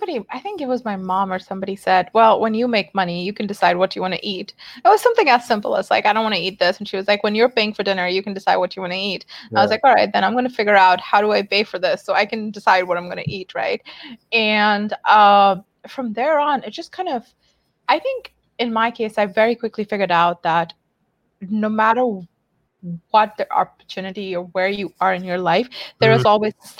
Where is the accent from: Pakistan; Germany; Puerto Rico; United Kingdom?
Pakistan; English is a second language; now in San Mateo, United States; I grew up in Pakistan